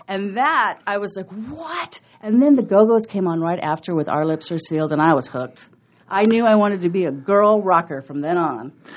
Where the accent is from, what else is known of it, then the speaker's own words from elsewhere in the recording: Omaha, Nebraska, United States; also born or lived in College Park, Georgia / Oklahoma; we moved back to Omaha when I was two, and I've been here ever since